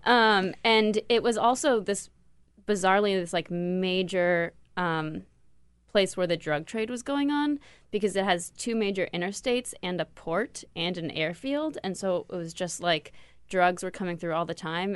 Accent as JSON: {"language": "English", "town": "Los Angeles", "region": "California", "country": "United States", "tie": "born or raised there", "said": "Los Angeles"}